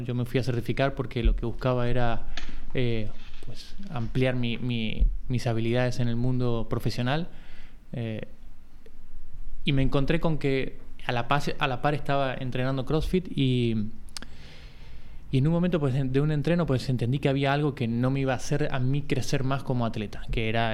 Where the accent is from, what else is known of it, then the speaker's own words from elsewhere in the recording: Buenos Aires, Argentina; moved away as an adult; now in Barcelona, Spain; Soy de, primero soy de Buenos Aires, o sea, hace 20 años que vivo aquí en Barcelona, tengo 40